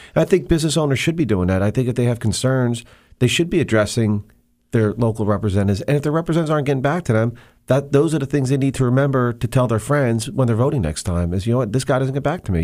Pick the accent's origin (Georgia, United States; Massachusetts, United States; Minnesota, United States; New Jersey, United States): New Jersey, United States; Monmouth County; I grew up in Monmouth County, New Jersey